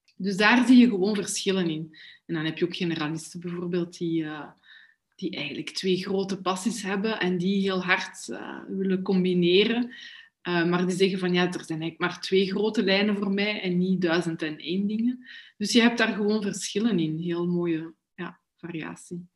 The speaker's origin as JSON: {"language": "Dutch", "town": "Brussels", "region": "Brussels-Capital Region", "country": "Belgium", "said": "ik kom ook echt van Brussel"}